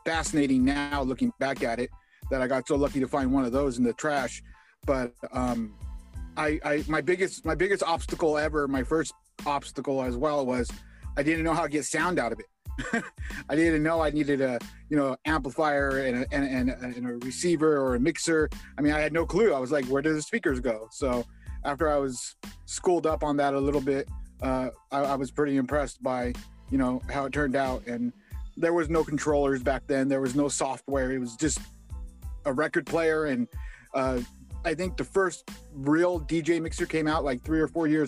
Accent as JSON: {"language": "English", "town": "Indio", "region": "California", "country": "United States", "said": "I'm from Indio, California."}